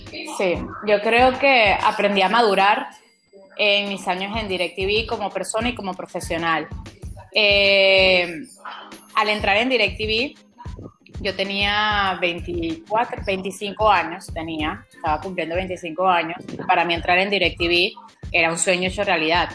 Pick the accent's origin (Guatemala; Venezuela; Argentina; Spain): Venezuela; born or raised there; moved away as an adult